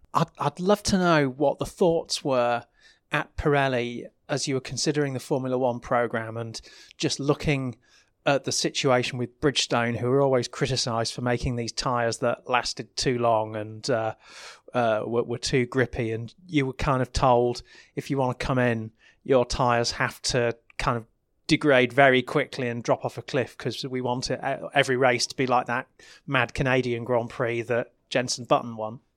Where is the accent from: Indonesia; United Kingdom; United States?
United Kingdom; I'm British